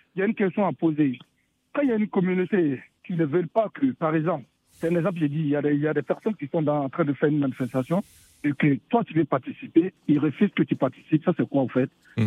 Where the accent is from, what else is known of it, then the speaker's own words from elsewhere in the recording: Côte d’Ivoire; je suis ivoirien